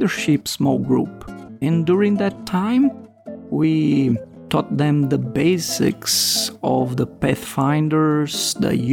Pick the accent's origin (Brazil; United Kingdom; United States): Brazil; moved away as an adult; also born or lived in Guinea; along with my wife Aline, we are from Brazil